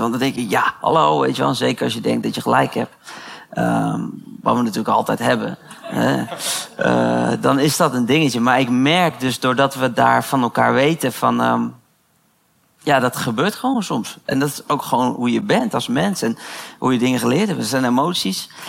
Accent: The Hague, South Holland, Netherlands; ik kom uit Den Haag

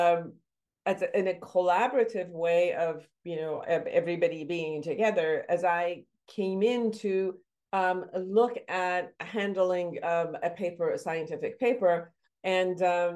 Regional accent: Iran; moved away; my background, I come from Iran

